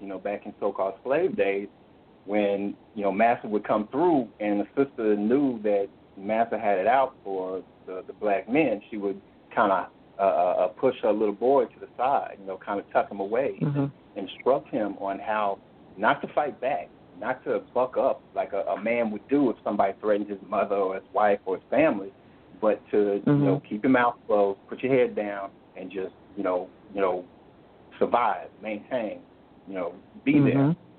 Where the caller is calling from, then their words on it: Florida, United States; Well, I'm in Florida, out in the country, somewhat unfortunate, bittersweet at this time because I'm not more central to where everything is going on.